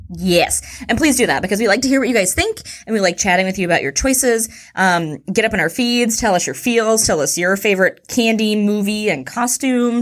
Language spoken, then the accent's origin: English; Houston, Texas, United States; I'm from Houston